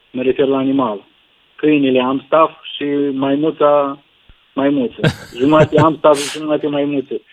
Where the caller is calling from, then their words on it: Bacău, Bacău County, Romania; sunt din Bacău.